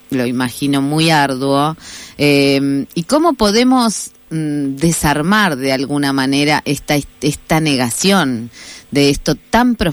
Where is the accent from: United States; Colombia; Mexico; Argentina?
Argentina; Si, este, si en realidad los argentinos somos argentinos, no decimos afroitaliano, no decimos.